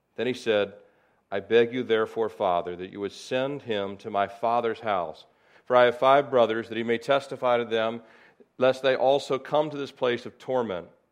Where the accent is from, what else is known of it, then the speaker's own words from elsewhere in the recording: Annapolis, Maryland, United States; I was born in Annapolis, Maryland, February first, nineteen sixty-nine